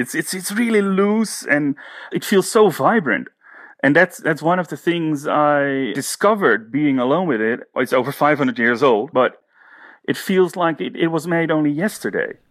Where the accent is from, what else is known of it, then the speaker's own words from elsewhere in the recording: Haarlem, North Holland, Netherlands; I'm from the Netherlands, the city of Haarlem.